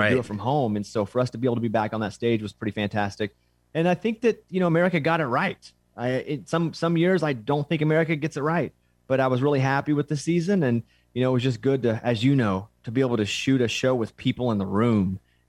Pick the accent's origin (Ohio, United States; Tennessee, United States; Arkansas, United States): Arkansas, United States; I'm from Arkansas.